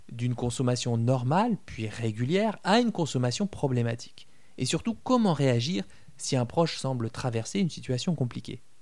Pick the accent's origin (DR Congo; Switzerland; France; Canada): France